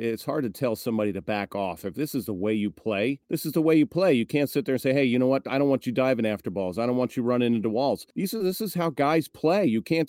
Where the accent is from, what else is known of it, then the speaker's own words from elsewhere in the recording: Baltimore, Maryland, United States; I grew up in Baltimore and I was a big Oriole fan.